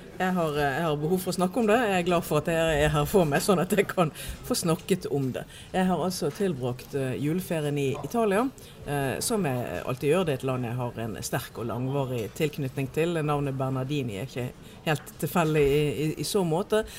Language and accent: Norwegian; Norway; Vi i Norge oppfatter oss i veldig stor grad som nordmenn.